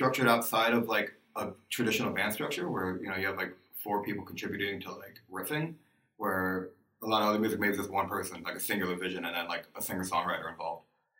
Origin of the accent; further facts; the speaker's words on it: South Florida, United States; I grew up in the South Florida hardcore scene